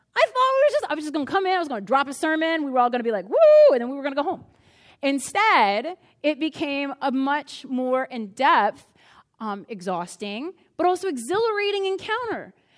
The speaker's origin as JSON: {"language": "English", "town": "Crozet", "region": "Virginia", "country": "United States", "said": "I'm from Crozet"}